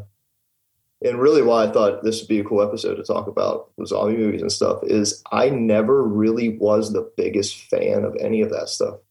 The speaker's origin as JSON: {"language": "English", "town": "Pittsburgh", "region": "Pennsylvania", "country": "United States", "said": "I'm from South Hills, Pittsburgh. It's like Bethel Park area."}